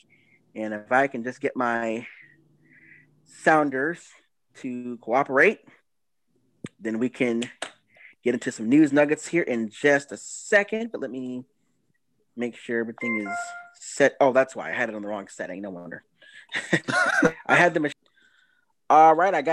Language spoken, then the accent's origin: English; Florida, United States; moved away; also born or lived in Atlanta, Georgia; I'm from Florida, but I lived in Atlanta for like 7 years